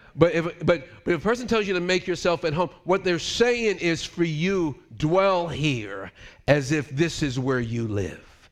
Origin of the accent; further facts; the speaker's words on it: United States; moved away as an adult; also born or lived in Switzerland; I'm American